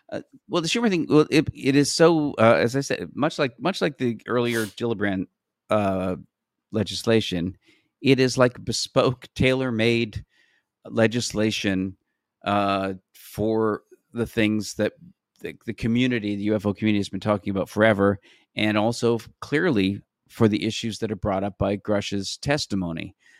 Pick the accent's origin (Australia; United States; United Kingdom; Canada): Canada; I'm from Canada